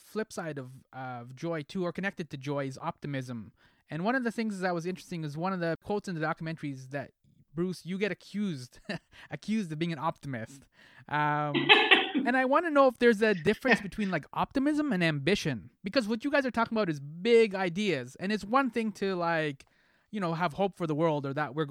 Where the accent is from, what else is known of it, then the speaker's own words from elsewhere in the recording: Egypt; I'm from Egypt